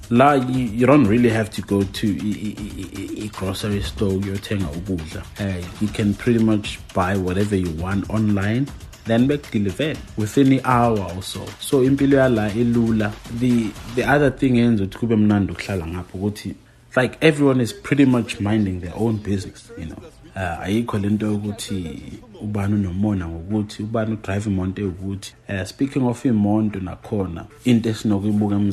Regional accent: KwaZulu-Natal, South Africa; moved away as an adult; also born or lived in Qatar; now in United States; imvelaphi yami ngisuka eKZN

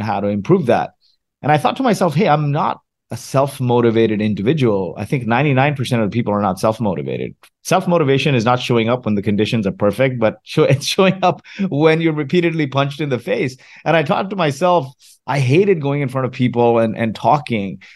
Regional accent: Kuwait; also born or lived in Mumbai, India; now in Canada; was born in Kuwait, refugee of the Gulf War, made my way to Canada a few years after the Gulf War with my family

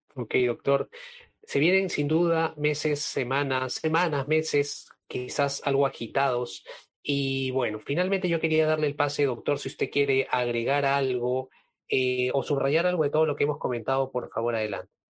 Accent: Peru

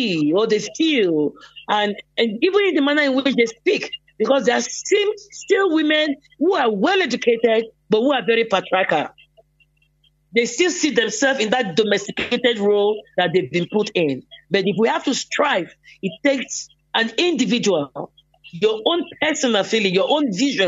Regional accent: Lagos, Nigeria; moved away; also born or lived in Cameroon; I was born and raised in Lagos

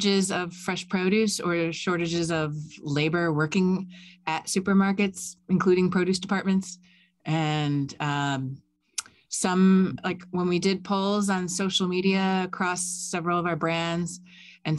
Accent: South Florida, United States; moved away; very near my old stomping grounds where I grew up in South Florida

